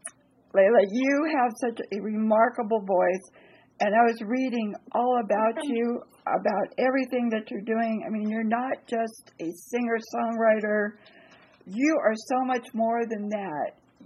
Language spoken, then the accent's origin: English; Santa Monica, California, United States; I was born in Santa Monica